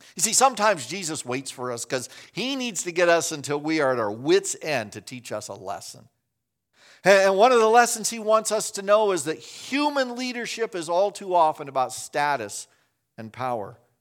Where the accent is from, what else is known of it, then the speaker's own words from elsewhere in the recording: Chicago, Illinois, United States; moved away; also born or lived in Winona Lake, Indiana; I'm from Chicago